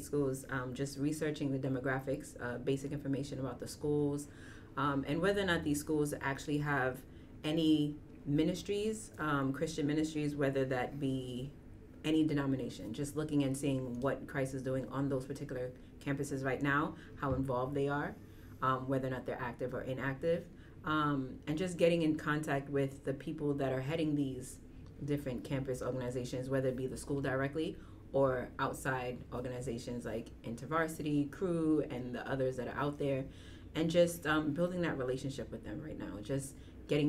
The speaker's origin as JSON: {"language": "English", "town": "New York City", "region": "New York", "country": "United States", "tie": "born or raised there", "said": "growing up in New York has been different"}